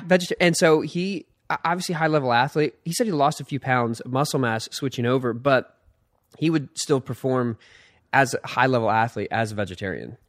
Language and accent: English; Philadelphia, Pennsylvania, United States; I was born in Philadelphia